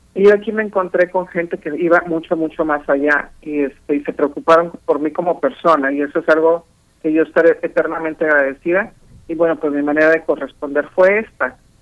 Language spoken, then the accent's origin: Spanish; Monterrey, Nuevo León, Mexico; soy de Monterrey